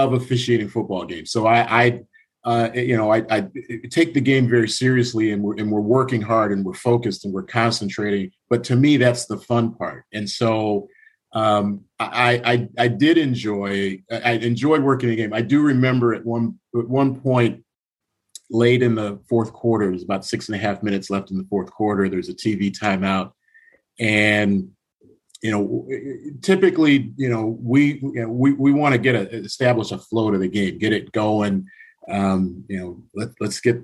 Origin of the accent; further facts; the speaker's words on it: Youngstown, Ohio, United States; moved away; also born or lived in Lansing, Michigan; growing up in Youngstown